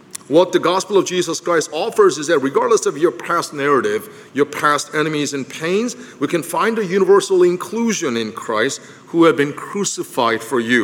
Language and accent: English; Philadelphia, Pennsylvania, United States; I'm from Philadelphia